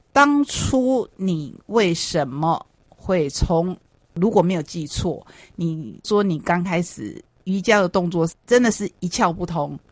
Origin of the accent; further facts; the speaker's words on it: Taitung County, Taiwan; 我们台东人